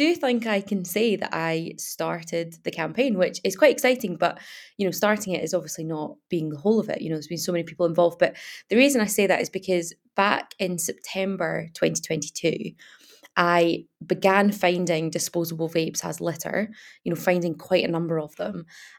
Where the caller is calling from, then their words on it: Glasgow, Scotland, United Kingdom; I'm based in Dundee, that's where I live, but I'm actually phoning from Glasgow today. So yeah, sunny Glasgow, which is not often the case.